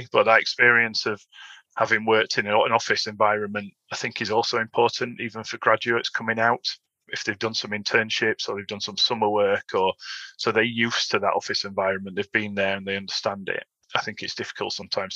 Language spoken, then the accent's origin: English; Sheffield, Yorkshire and the Humber, United Kingdom; back in Sheffield, my hometown